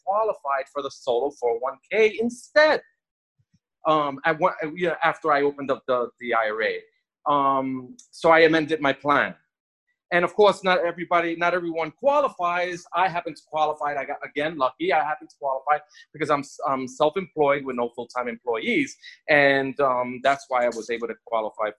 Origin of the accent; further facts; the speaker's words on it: New York, United States; moved away as an adult; now in Miami Beach, United States; I'm from New York